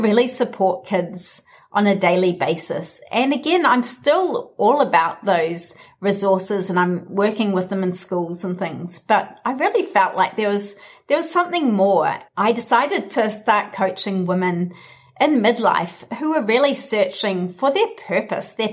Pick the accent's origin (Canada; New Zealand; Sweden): New Zealand; my home country, New Zealand